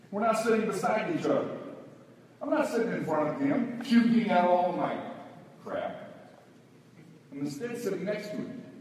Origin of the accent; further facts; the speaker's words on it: the South, United States; I come from the South. In the South, we're very polite.